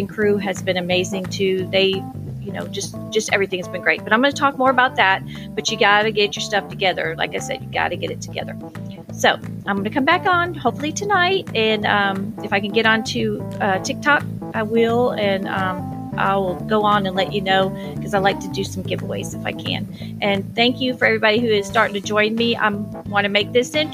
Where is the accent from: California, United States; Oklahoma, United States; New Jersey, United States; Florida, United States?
Florida, United States; Orlando; now in Georgia, United States; I'm from Orlando, Florida